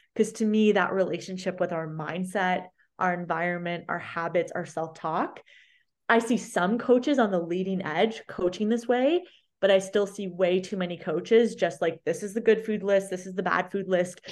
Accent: London, Ontario, Canada; my hometown at the big medical university center here in London, Ontario

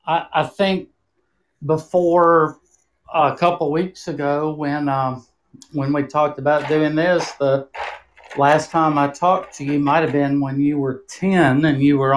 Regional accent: New Orleans, Louisiana, United States; also born or lived in Houston, Texas; I grew up actually in New Orleans and Houston, Texas.

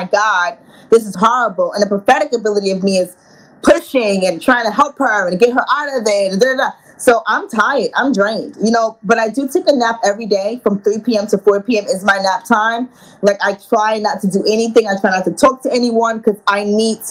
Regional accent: New York City, New York, United States; I'm from Queens, New York. So I'm a turn up girl.

